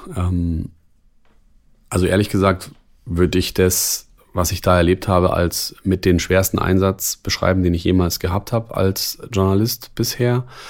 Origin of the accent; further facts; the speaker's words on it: Germany; hier bei uns in Deutschland